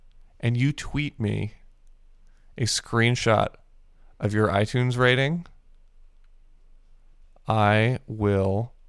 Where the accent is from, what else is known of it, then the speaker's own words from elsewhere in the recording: Japan; I grew up in Japan and I don't know wrestling.